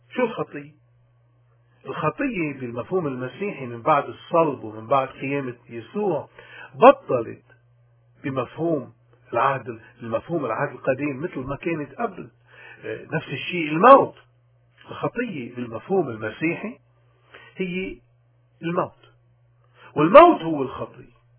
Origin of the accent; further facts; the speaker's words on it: Lebanon; بلدنا لبنان